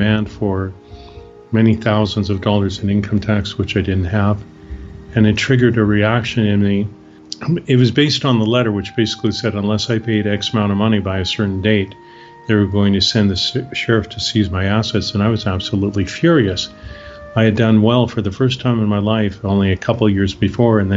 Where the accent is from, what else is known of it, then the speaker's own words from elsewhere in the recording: Canada; moved away as an adult; now in Bucerías, Mexico; I'm Canadian, originally from Canada, born and raised there.